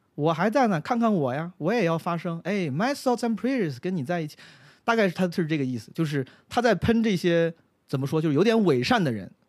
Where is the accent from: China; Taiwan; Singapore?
China; Henan; now in Beijing, China; 我们河南人很多这种傻子